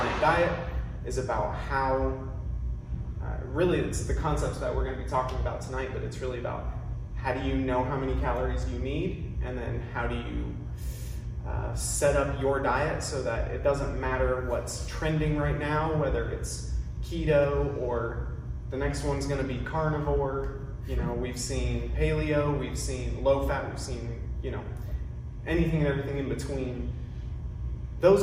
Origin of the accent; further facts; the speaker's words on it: Ohio, United States; moved away as an adult; also born or lived in Indianapolis, Indiana; now in Texas, United States; I'm originally from Ohio. I grew up there, ran cross country and track in high school and college